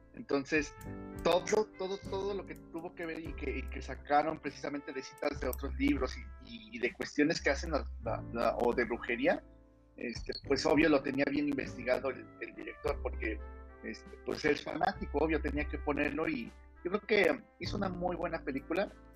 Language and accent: Spanish; Mexico; now in Monterrey, Mexico; mi pueblo me volvió a llamar. Ah. Estoy posiblemente regresando otra vez a, aquí a CDMX o Estado de México